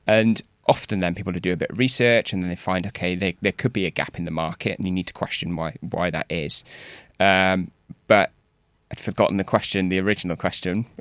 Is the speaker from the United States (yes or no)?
no; Wales, United Kingdom; moved away; I'm from Wales originally